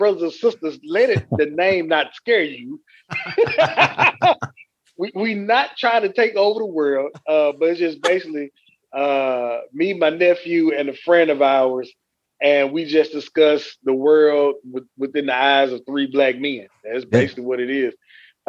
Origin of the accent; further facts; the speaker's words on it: West Tennessee, United States; now in Nashville, United States; I'm from West Tennessee, Maryland, Tennessee, like right outside